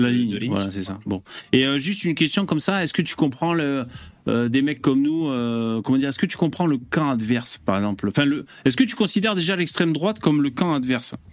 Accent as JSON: {"language": "French", "country": "Switzerland", "said": "Moi je suis suisse"}